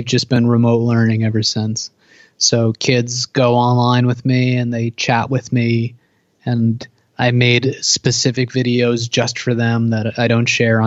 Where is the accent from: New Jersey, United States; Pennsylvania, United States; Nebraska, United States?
New Jersey, United States; I'm from New Jersey, East Coast. I'm like half hour away from New York City.